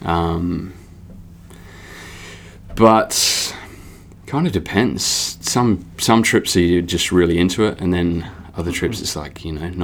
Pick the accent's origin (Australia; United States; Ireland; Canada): Australia; Adelaide, South Australia; also born or lived in Northern Territory; From Adelaide, South Australia. Yeah, I've lived there all my life